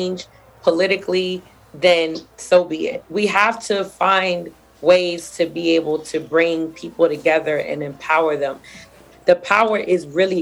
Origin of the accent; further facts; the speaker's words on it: New York City, New York, United States; I'm from Brooklyn. Y'all know everything we do is extra.